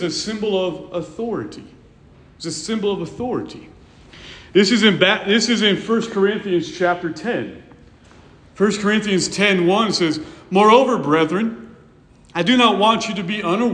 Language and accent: English; California, United States; When I was a kid, growing up in California